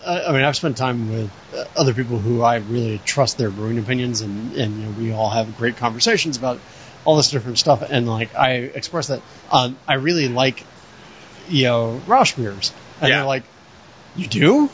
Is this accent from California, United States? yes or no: no; Florida, United States; moved away; I grew up in Florida with humidity